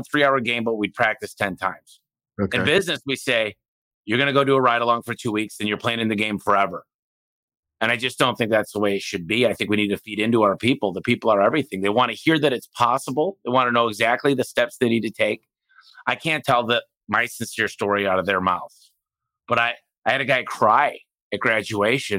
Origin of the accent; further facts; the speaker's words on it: Detroit, Michigan, United States; moved away; I came from Detroit. I didn't have a lot